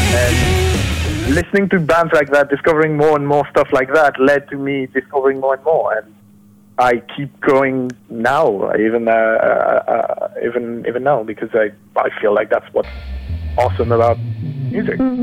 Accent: France; I'm from France

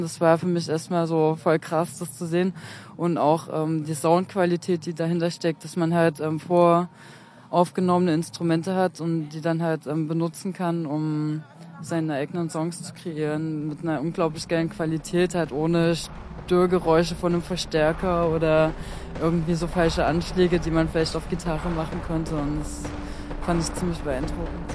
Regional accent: Freiberg, Saxony, Germany; ich komme aus Freiberg, also genauer gesagt von einem Dorf bei Freiberg

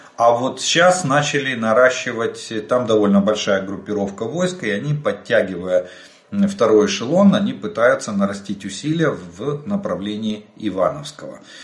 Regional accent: Ukraine; мы из Украины

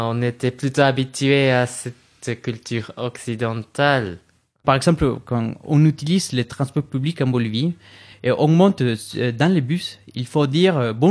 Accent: England, United Kingdom; French is a second language; Je suis anglais et j'ai voulu fuir euh, le Brexit et la mauvaise météo.

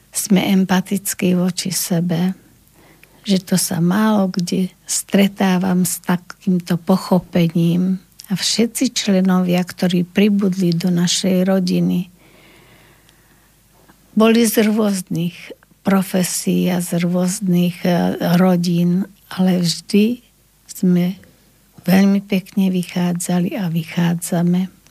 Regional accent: Lučenec, Banská Bystrica Region, Slovakia; moved away as an adult; som na dôchodku, mám 75 rokov, pochádzam z Lučenca a práve v Lučenci na prvom stupni ma učila pani učiteľka Pohánková

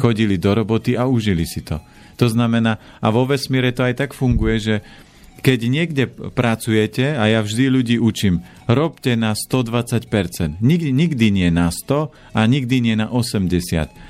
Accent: Orava, Žilina Region, Slovakia; Ja pochádzam z Oravy a z piatich detí

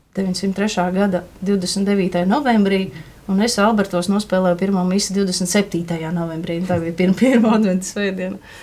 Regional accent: Rēzekne, Latgale, Latvia; now in Riga, Latvia; es nāku no Rēzeknes.

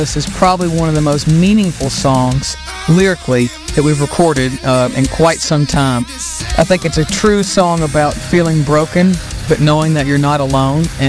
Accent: Glasgow, Kentucky, United States; my hometown of Glasgow, Kentucky

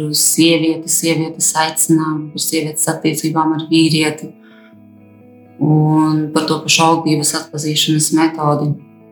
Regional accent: Aglona, Latgale, Latvia; esmu dzimusi un augusi Aglonā, kristīgā ģimene

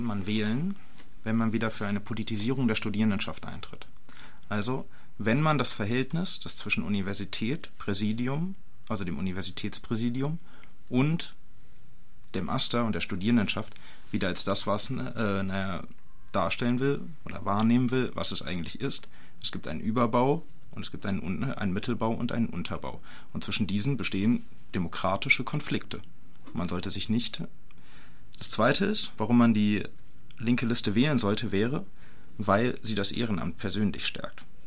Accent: North Hesse, Germany; ich komme aus Nordhessen

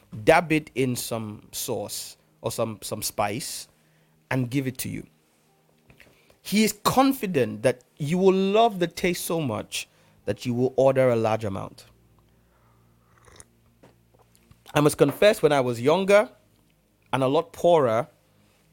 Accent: Nigeria; first language English; Growing up in Nigeria

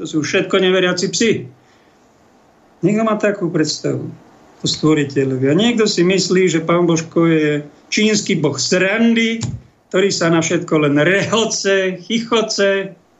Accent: Slovakia; my sme takí Slováci citliví ľudia

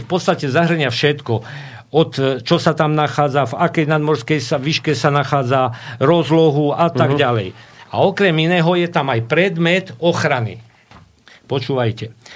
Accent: Telgárt, Banská Bystrica Region, Slovakia; u nás na Telgarte

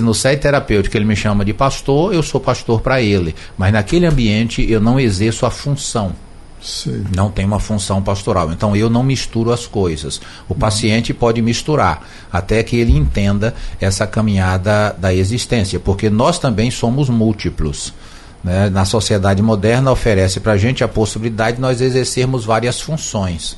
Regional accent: Brazil; nós somos brasileiros

